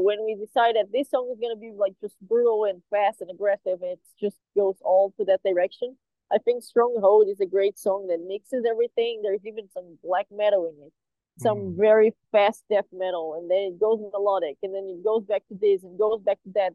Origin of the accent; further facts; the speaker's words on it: Brazil; We all live very far from each other, even though we are all from Brazil.